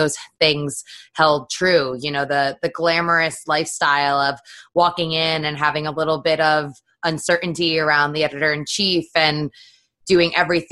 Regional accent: Connecticut, United States; I grew up in Connecticut and went to the University of Connecticut

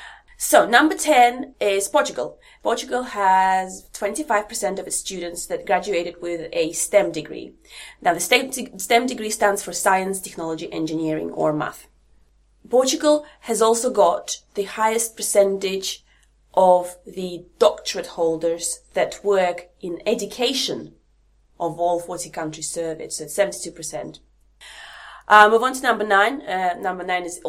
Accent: Latvia; moved away; I'm from Latvia.

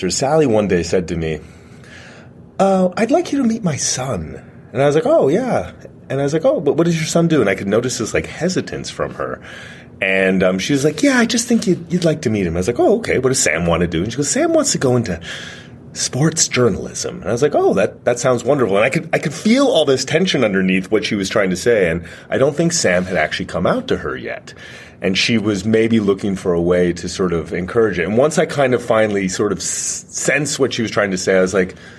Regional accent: Canada; I'm Canadian

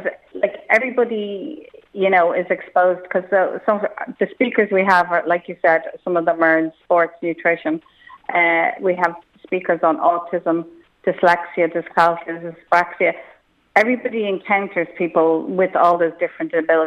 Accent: Malahide, Leinster, Ireland; I grew up in Malahide

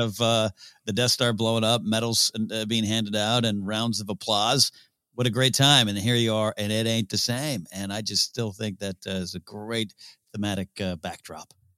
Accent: Pismo Beach, California, United States; I grew up in Visible Beach, Cal, California

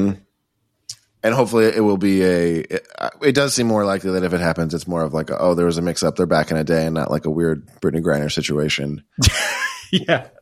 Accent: Boston, Massachusetts, United States; now in Los Angeles, United States; my hometown of Boston

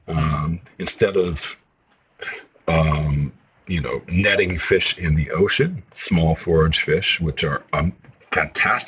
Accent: Vancouver, British Columbia, Canada; moved away as an adult; I grew up in Vancouver

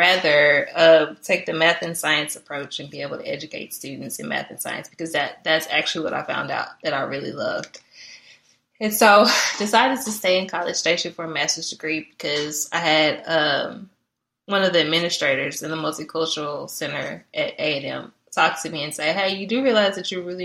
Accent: Dallas, Texas, United States; I grew up in Oak Cliff, Texas

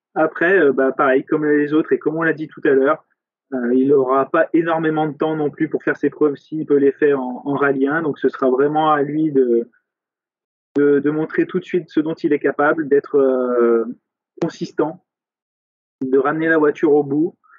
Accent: France; chez nous en France

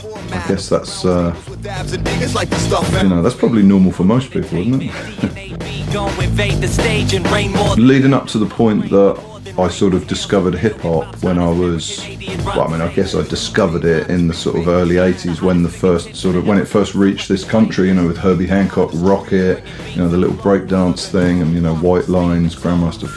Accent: Southampton, South East England, United Kingdom; I grew up in Southampton and, you know, and not even in the city centre, you know, just the outskirts

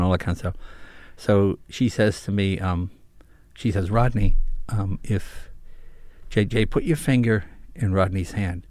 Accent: Andover, Massachusetts, United States; moved away as an adult; also born or lived in New York; Then we moved to Massachusetts.

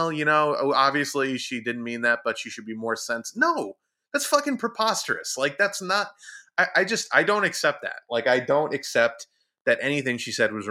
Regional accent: United States; somebody who supports Donald Trump's ideology just because I'm an American.

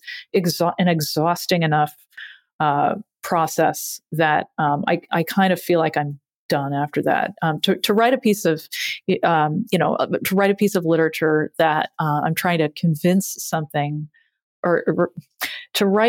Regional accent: Massachusetts, United States; growing up in Massachusetts, having fun and being cold simultaneously

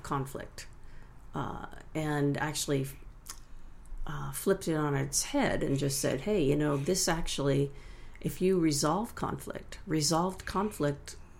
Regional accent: Connecticut, United States; I grew up in Connecticut

